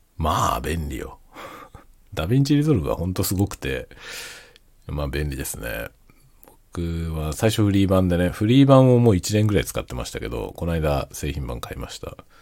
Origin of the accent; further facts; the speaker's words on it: Kanto, Japan; moved away as an adult; now in Hokkaido, Japan; 僕はもともとは関東の出身なんですけど、関東出身で関東でずっと活動してたんですけどね。